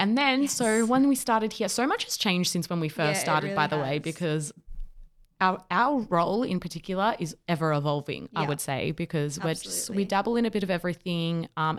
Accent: Victoria, Australia; we're from Victoria, by the way. So we had the full-on lockdowns.

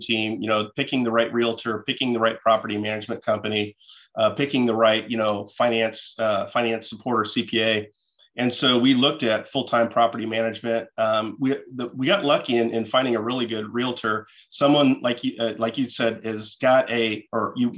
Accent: Kansas City, United States; we're from Kansas City

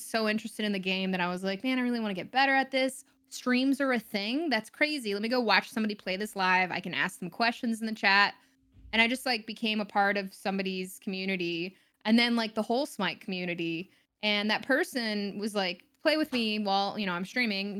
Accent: Texas, United States; also born or lived in Florida / Denver / San Francisco; now in Los Angeles, United States; I grew up in mostly Texas

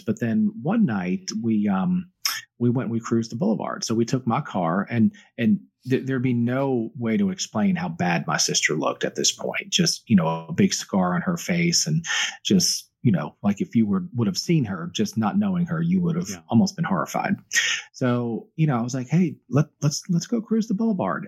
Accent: Myrtle Beach, South Carolina, United States; born or raised there; moved away

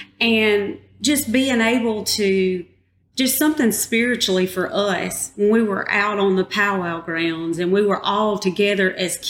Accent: Poarch, Alabama, United States; I lived in the core of the Poarch Creek community, surrounded by my aunt, my uncle, John Arthur.

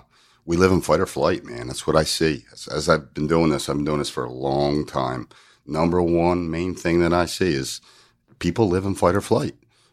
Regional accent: New Jersey, United States; I moved from South Jersey to North Jersey to go to college. And it's almost like two different states. And they would make fun of the O's that are home and phone.

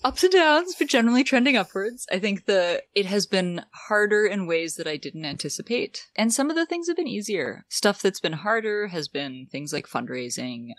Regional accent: Ottawa, Ontario, Canada; also born or lived in San Francisco; I grew up in Ottawa

